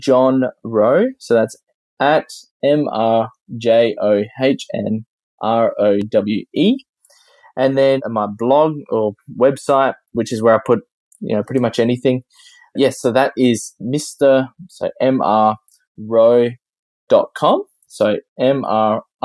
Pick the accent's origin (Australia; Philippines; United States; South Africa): Australia; Adelaide, South Australia; we in Australia, we pronounce it very differently than across the Atlantic